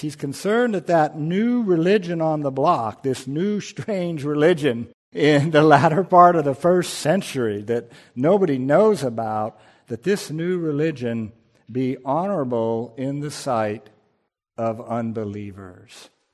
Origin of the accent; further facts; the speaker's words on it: United States; I'm an American